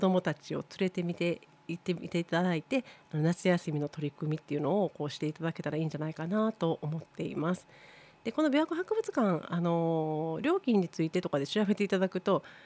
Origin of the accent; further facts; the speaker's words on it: Osaka, Japan; moved away as an adult; now in Shiga, Japan; 私大阪から移住して20年ぐらいになるんですけれども